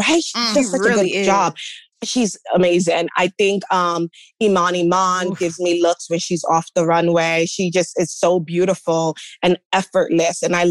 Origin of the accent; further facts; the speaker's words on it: New York City, New York, United States; I'm a girl from the Bronx, you know, from an immigrant household